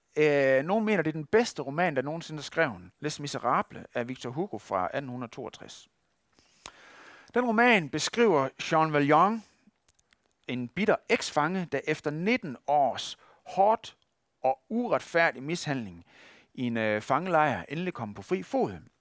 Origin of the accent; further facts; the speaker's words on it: West Jutland, Denmark; accent: West Jutlandic; hvis man skal udtale det på vestjysk, hvor jeg kommer fra